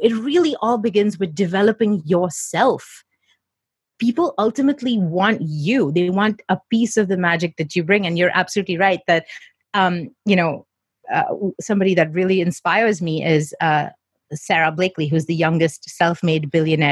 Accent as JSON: {"language": "English", "town": "Mumbai", "region": "Maharashtra", "country": "India", "tie": "born or raised there", "said": "I grew up in Mumbai, where we have the British schooling system"}